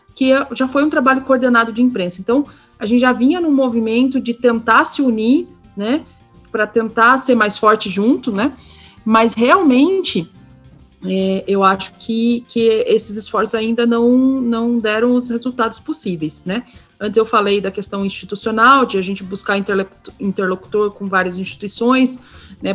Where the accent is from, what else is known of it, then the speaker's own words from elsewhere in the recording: Curitiba, Paraná, Brazil; accent: Curitiba (southern) accent; Eu estou aqui no Sul, aqui em Curitiba, então perdoem aí o sotaque, bem puxado